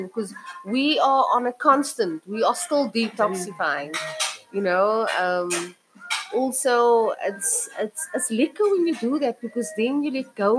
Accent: Cape Town, Western Cape, South Africa; I'm from Chachisburg, also known as Menenburg, Sabi Walk. My family still actually lives there

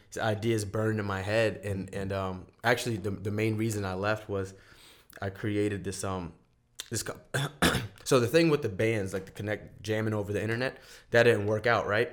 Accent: Charleston, South Carolina, United States; also born or lived in San Francisco, United States; now in Los Angeles, United States; I'm from Charleston, South Carolina

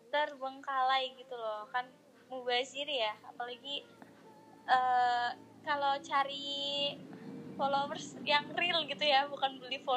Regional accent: Kroya, Central Java, Indonesia; soalnya di daerah aku tuh di rumah aslinya tuh di Kroya

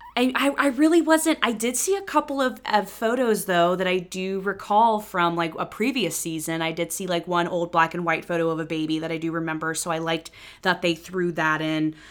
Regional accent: Cincinnati, Ohio, United States; moved away as an adult; when I moved back to Cincinnati

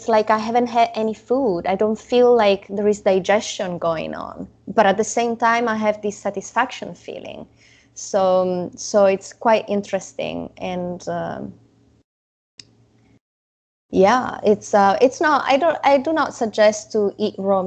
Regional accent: Italy; moved away; I didn't grow up eating raw meat, even if I grew up in Italy and they are big fans of carpaccio

